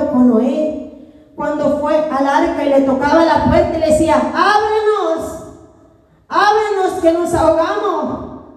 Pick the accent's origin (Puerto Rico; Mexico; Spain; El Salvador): El Salvador; como soy de mi país, mi nación, El Salvador